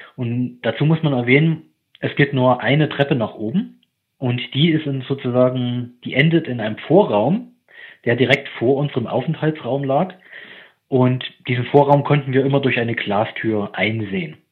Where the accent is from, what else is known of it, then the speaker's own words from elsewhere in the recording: eastern Germany, Germany; moved away; also ich komme ursprünglich aus dem Osten